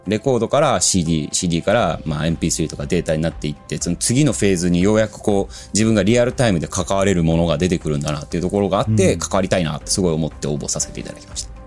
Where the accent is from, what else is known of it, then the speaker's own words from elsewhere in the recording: Osaka, Japan; also born or lived in United Kingdom; now in Tokyo, Japan; イギリス生まれ、大阪育ち